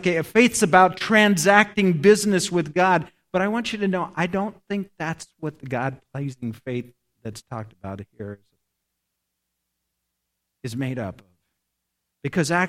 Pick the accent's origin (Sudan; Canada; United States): United States; Nebraska; I grew up in Nebraska. I'm a Cornhusker. Grew up in a little town